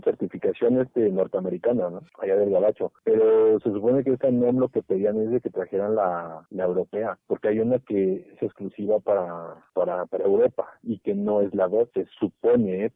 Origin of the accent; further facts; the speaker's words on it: State of Mexico, Mexico; yo soy del Estado